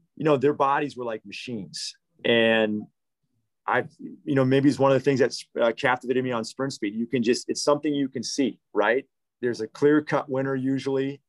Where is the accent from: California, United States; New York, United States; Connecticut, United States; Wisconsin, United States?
Wisconsin, United States; Waukesha; I grew up in the Waukesha community